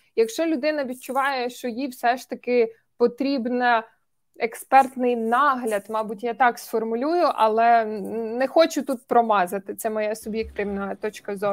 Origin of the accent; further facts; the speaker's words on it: Cherkasy Oblast, Ukraine; я з Черкаської області